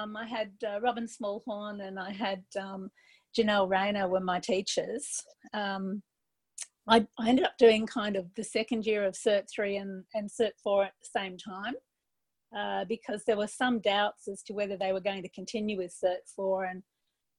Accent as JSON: {"language": "English", "town": "Brisbane", "region": "Queensland", "country": "Australia", "tie": "born or raised there", "also_born_or_lived": "Sydney", "moved": "yes", "said": "I grew up in Brisbane. Came back to Brisbane to live"}